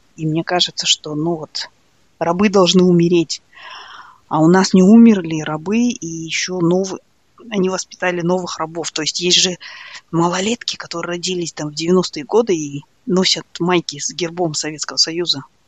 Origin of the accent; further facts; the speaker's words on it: Almaty, Kazakhstan; moved away; мы казахи